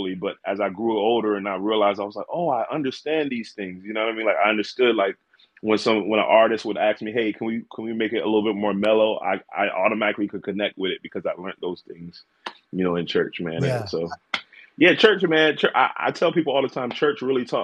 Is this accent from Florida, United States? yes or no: no; Selbyville, Delaware, United States; Born and raised in Delaware, Shelbyville, Delaware.